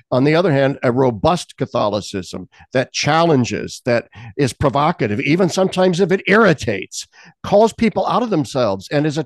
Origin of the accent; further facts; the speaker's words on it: Lincoln, Nebraska, United States; I think of my own home state of Nebraska. I grew up in Lincoln, Nebraska